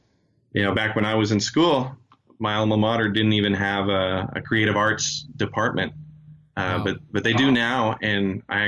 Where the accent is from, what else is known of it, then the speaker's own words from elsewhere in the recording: Chile; moved away; I've even been able to go back to my home country of Chile and teach some After Effects beginner stuff.